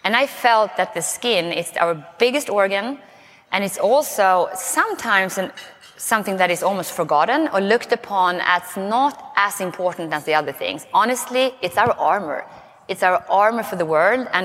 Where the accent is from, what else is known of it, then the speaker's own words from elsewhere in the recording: Sweden; accent: Swenglish; English is a second language; moved away as an adult; now in United States; I may start with a funny accent because I'm from Sweden. So it's Swenglish